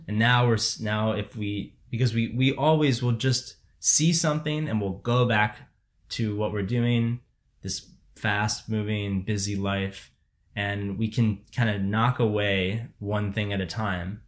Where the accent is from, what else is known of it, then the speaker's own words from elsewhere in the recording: Barrington, Illinois, United States; moved away as an adult; I grew up in Barrington, which, you know, is, is this place. If people don't know it, it is extremely affluent, ninety-nine percent white community in the suburbs of Chicago